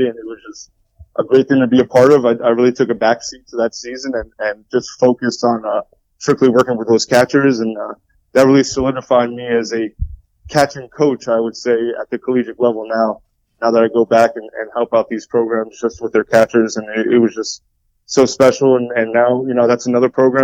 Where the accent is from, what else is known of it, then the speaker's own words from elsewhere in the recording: Rockland County, New York, United States; I was from Rockland County